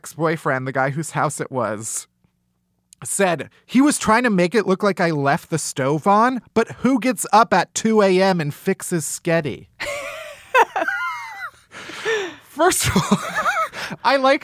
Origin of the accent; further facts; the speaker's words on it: Illinois, United States; I am from the Midwest. I'm an Illinois boy